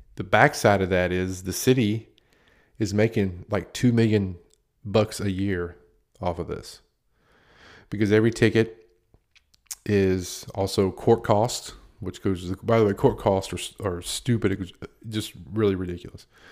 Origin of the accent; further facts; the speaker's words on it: United States; I worked in a town that's right on the border of Virginia and North Carolina, right off of Interstate ninety-five